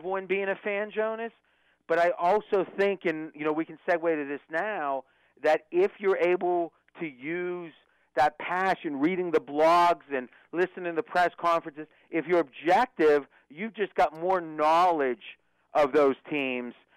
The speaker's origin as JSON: {"language": "English", "area": "near Pittsburgh", "region": "Pennsylvania", "country": "United States", "tie": "born or raised there", "said": "I grew up near Pittsburgh"}